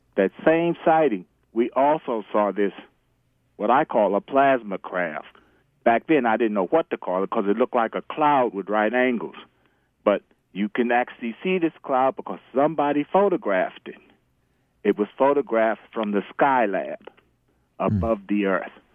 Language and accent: English; New York City, New York, United States; I'm originally from the Bronx